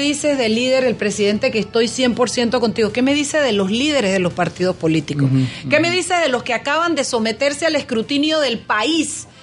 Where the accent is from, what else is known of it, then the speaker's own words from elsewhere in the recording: Chiriquí, Panama; nací yo en la República Internacional de Chiriquí, bueno, cuando todavía pertenecíamos a Panamá